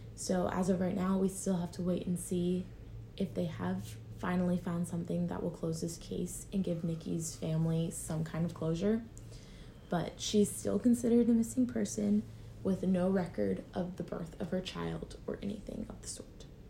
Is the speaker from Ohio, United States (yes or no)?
yes; Troy/Piqua area, Ohio, United States; it was in my hometown